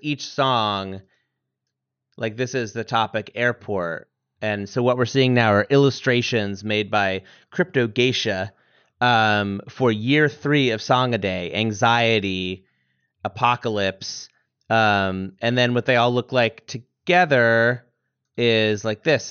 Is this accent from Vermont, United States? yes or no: yes; Vermont, United States; I'm from Vermont